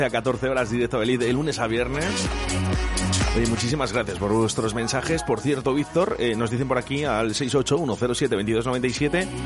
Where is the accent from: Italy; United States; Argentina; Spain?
Spain; Pedrajas de San Esteban, Castile and León; soy de Pedrajas